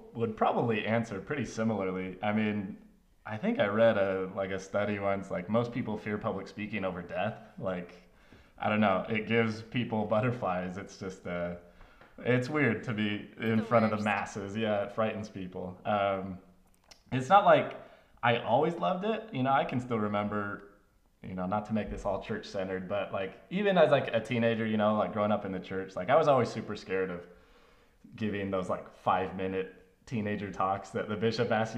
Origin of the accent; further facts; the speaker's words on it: Draper, Utah, United States; also born or lived in Mesa, Arizona / Spokane, Washington / Pleasant Grove, Utah; We moved when I was about five, almost six, to Draper, Utah